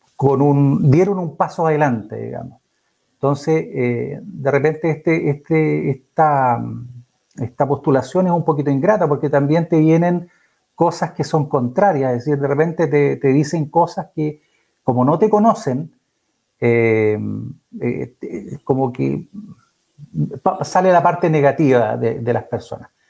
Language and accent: Spanish; Chillán, Ñuble, Chile; moved away as an adult; also born or lived in Concepción / Los Ángeles; now in Nacimiento, Chile; yo soy chillanejo, yo nací en Chillán, eh, por allá hace hartos años atrás. Salí de Chillán a los 18, 19 años